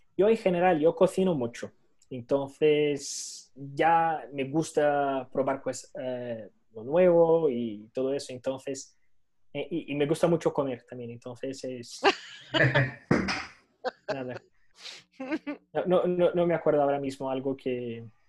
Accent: Brazil; Spanish is a second language; moved away as an adult; now in Spain; no soy europeo, soy brasileño, mi único pasaporte es, el brasileño

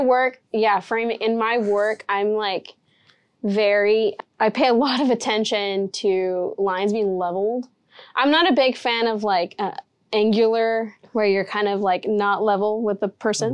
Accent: Rio Grande Valley, Texas, United States; I'm in the Valley, I grew up in the Valley, and I love the way that that looks

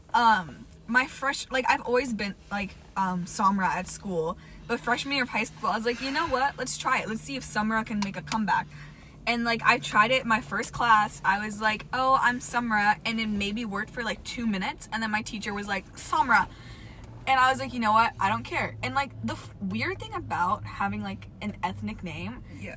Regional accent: California, United States; I'm Californian

